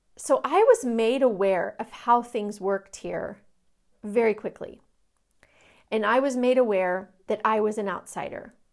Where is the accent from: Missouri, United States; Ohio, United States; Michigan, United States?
Missouri, United States; Kansas City; now in Austin, United States; I'm from Kansas City, Missouri, and I long for things back in Kansas City